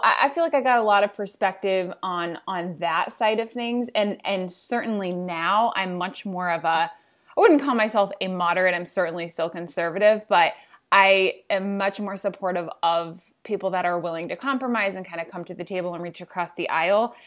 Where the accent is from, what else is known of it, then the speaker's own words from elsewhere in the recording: Indiana, United States; moved away as an adult; also born or lived in Washington, D.C.; I'm from Indiana